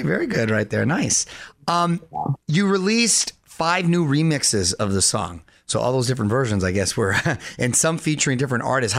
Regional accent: Southern California, United States; I'm a Southern California kid, so I'm from out here.

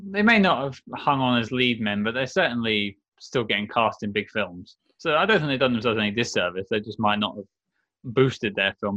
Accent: United Kingdom; I'm British

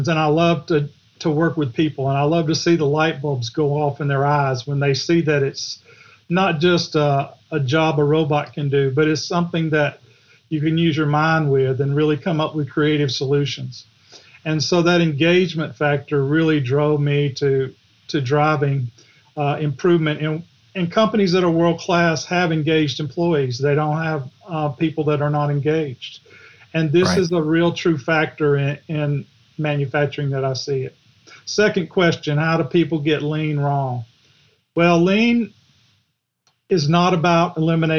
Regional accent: Griffin, Georgia, United States; accent: Southern; Grew up in Griffin

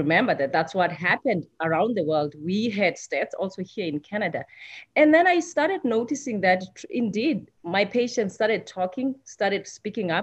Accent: South Africa; moved away as an adult; I'm from South Africa. Like I said, I thought when I came here 10 years ago

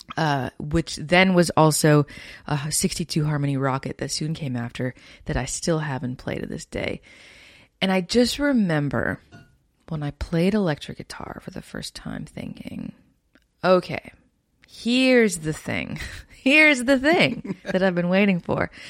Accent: Winnipeg, Manitoba, Canada; I come from Canada. Born and raised in Winnipeg, Manitoba

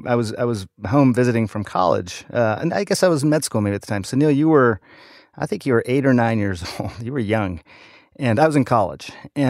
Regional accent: Michigan, United States; Michigan for both of us. Small town in Michigan. I was born outside of Detroit. Parents were auto industry folks

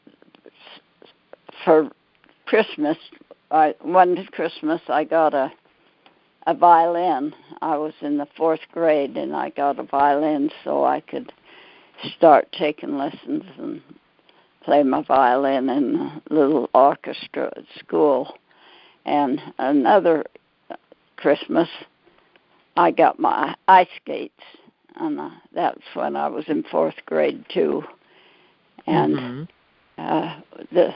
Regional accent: Pleasant Grove, United States; I was born and raised in Pleasant Grove

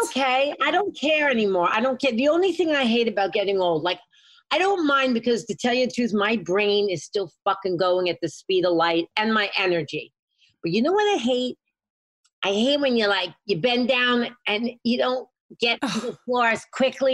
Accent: New York City, New York, United States; I grew up in the city. I grew up in Lower East Side of Manhattan

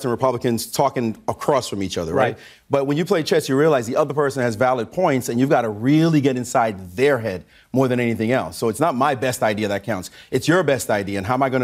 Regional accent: New York City, New York, United States; I'm from Brownsville, Brooklyn

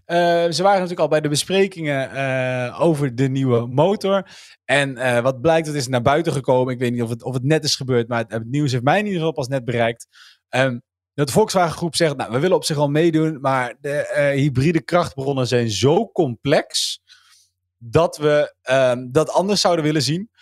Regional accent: North Brabant, Netherlands; now in Gelderland, Netherlands; ik ben in Brabant geboren vriend en ik woon in Gelderland.

